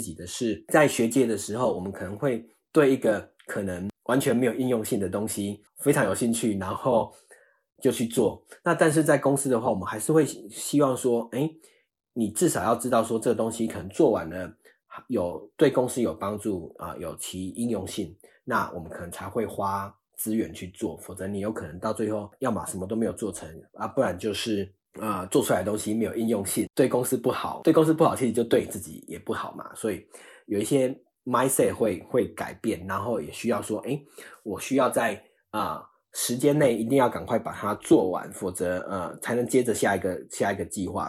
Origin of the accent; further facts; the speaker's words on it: Chiayi, Taiwan; moved away; also born or lived in Australia; 我是嘉义人，比较郊外的地方，走几步路会有比较大片的天空